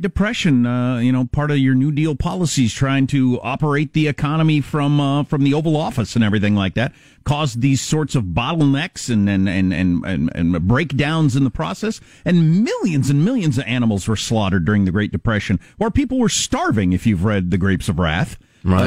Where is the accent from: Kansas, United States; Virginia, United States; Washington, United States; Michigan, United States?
Kansas, United States; Southwest; I'm from Southwest Kansas